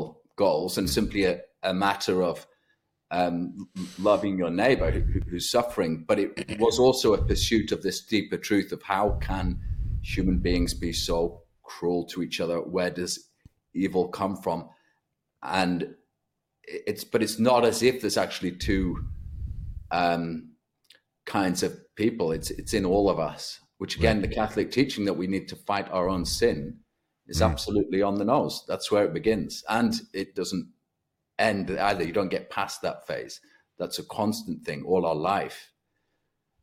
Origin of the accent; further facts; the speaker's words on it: Lancashire, North West England, United Kingdom; moved away as an adult; also born or lived in Germany / Vienna / Cologne / Switzerland; I grew up in Lancashire, England